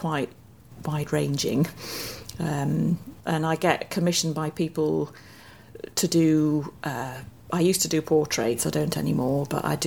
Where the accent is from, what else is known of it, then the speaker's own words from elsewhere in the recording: Durham, North East England, United Kingdom; I grew up in Durham